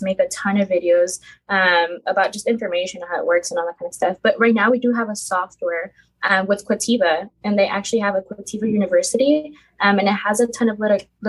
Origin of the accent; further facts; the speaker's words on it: California, United States; moved away as an adult; now in Texas, United States; 24 years old. I'm from California. I actually moved to Texas.